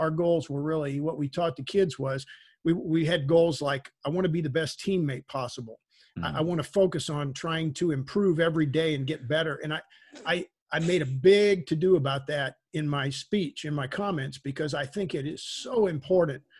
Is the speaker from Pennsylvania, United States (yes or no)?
no; Texas, United States; where I grew up in Texas